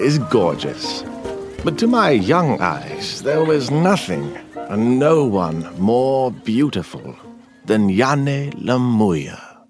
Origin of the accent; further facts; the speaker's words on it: Alexandria, Alexandria Governorate, Egypt; born there; I was born in 1932 in Alexandria. My family is Syrian and Lebanese. We were Catholics who settled in Egypt long ago.